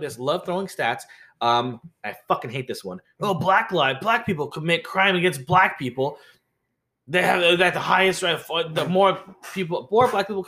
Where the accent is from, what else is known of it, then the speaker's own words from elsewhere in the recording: Thorne Bay, Alaska, United States; moved away; I grew up in Thorn Bay for a long time. So a lot of my childhood there, we're the only Asians there.